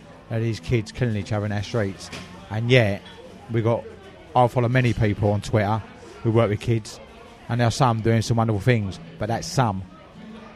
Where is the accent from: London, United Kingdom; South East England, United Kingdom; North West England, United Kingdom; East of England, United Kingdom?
London, United Kingdom; Havering; also born or lived in Essex; In my borough, where I was brought up in Havering